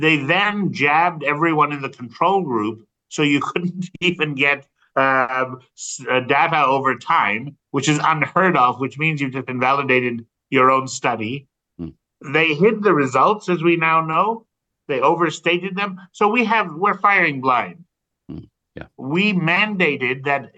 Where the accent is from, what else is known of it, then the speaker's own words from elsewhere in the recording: United States; my home country of the U.S.